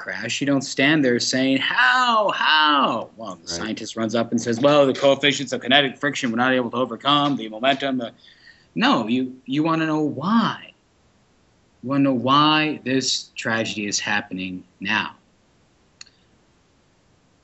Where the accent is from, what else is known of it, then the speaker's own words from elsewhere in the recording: Yankton, South Dakota, United States; going home to Yankton, my hometown, visit my mom and dad